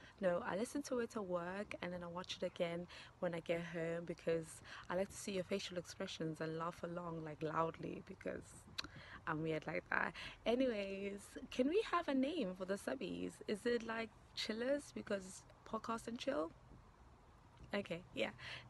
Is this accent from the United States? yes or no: no; South Africa; now in Oxford, United Kingdom; I'm an avid listener and watcher hailing from Oxford, UK. I am South African though